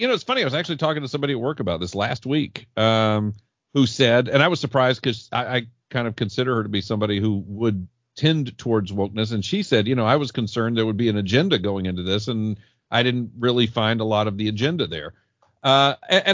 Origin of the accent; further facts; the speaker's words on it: South Georgia, United States; I'm from South Georgia